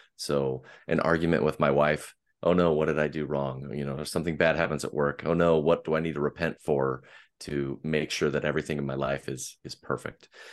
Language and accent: English; Portland, Oregon, United States; I am from the Pacific Northwest and, uh, just outside of Portland in the Portland metropolitan area